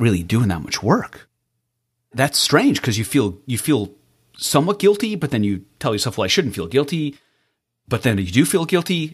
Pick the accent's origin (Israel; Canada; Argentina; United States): Israel; moved away; I was born in Israel, and my Hebrew name really had a rough time translating to English.